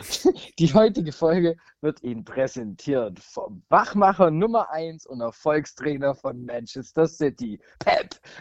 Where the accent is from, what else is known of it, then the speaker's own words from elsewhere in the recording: Giengen an der Brenz, Baden-Württemberg, Germany; das ist tatsächlich die Partnerstadt von meiner Heimatstadt.